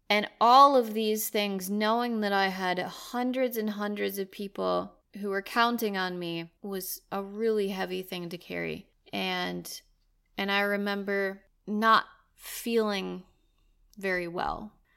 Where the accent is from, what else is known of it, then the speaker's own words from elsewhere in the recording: United States; moved away as an adult; now in Sweden; we're both American, our families are from there